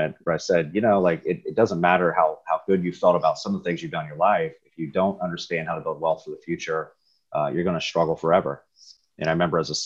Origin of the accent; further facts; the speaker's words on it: Riverside, Ohio, United States; I grew up in Riverside, Ohio